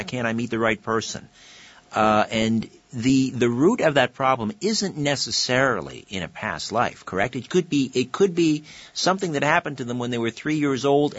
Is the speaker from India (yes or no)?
no; United Kingdom; We see, I'm British, and that's my background.